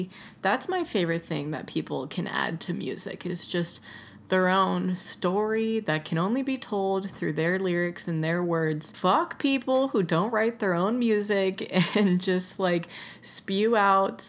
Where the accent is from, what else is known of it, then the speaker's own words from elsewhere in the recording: Atlanta, Georgia, United States; I grew up on hip hop. I'm from Atlanta. Like, I'm used to trap music